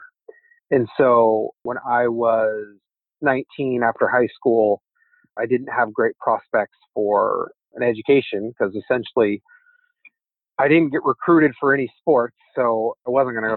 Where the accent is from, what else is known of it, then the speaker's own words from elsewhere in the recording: Umatilla Indian Reservation, Eastern Oregon, United States; now in San Francisco, United States; I grew up in Eastern Oregon on the Umatilla Indian Reservation